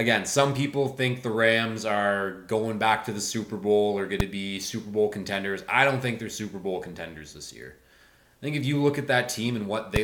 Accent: Canada; growing up, I was a hockey player. I'm from Canada. That's what we do here

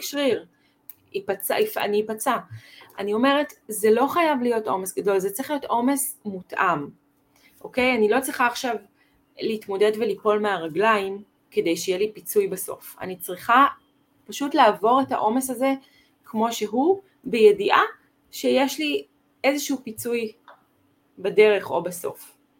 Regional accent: Israel; also born or lived in United States (ancestry); אני חצי אמריקאית. בבית שלנו, אבא שלי למד בקורנל, הוא היה שחקן פוטבול שם, כן, וכאילו היה ברור שעושים ספורט. כאילו, כמו המשפחה האמריקאית שיש אה, לקרוס ויש זה ויש זה, אצלנו זה היה רק עם mm-hmm. הדברים שיש בישראל

